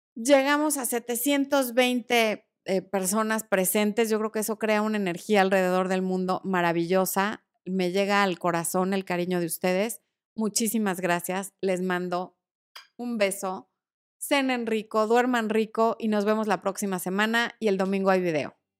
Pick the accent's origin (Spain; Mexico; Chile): Mexico; Cuernavaca, Morelos; Yo pasé gran parte de mi infancia en Cuerna.